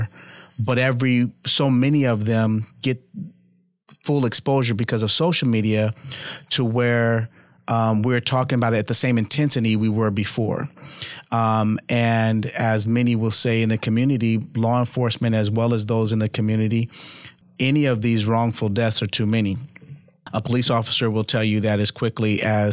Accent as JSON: {"language": "English", "town": "Los Angeles", "region": "California", "country": "United States", "tie": "born or raised there", "moved": "yes", "lives_now": "Omaha, United States", "said": "I grew up in California, Los Angeles."}